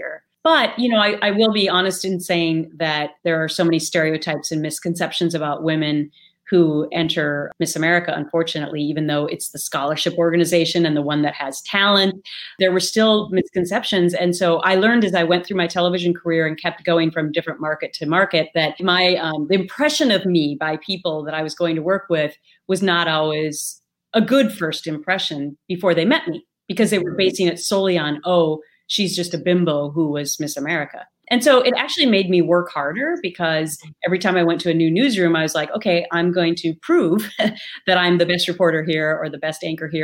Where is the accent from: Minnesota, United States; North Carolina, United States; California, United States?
Minnesota, United States; accent: Minnesota; my Minnesota accent